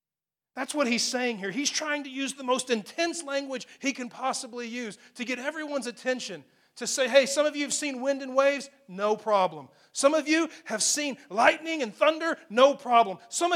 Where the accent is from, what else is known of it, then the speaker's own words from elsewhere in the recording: Amarillo, Texas, United States; I grew up in Amarillo, Texas, so it's on the edge of Tornado Alley, you know.